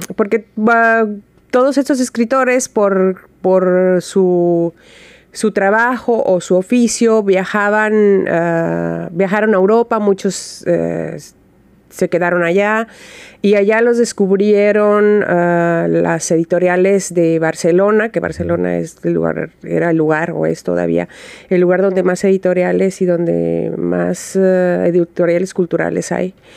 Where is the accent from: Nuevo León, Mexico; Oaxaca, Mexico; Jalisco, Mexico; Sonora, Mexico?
Jalisco, Mexico; Guadalajara; Yo soy de Guadalajara